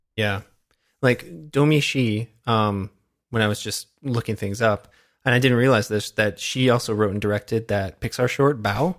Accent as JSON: {"language": "English", "country": "Canada", "said": "as a Canadian"}